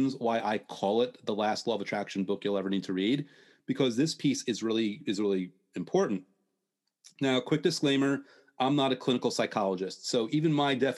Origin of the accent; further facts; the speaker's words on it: United States; me growing up in the States